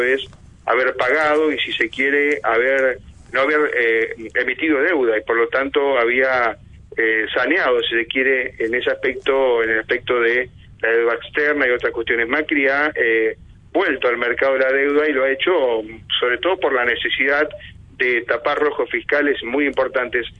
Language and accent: Spanish; Argentina; nuestro país